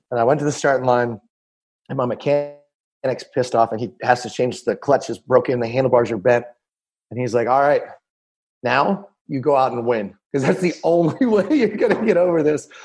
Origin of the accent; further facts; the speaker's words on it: Annapolis, Maryland, United States; we're from Annapolis